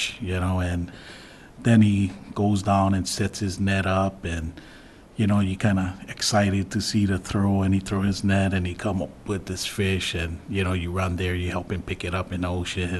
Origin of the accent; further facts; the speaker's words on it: Big Island, Hawaii, United States; now in Kapa'a, United States; I'm actually from the Big Island, and I went back to the Big Island to a spot that I was raised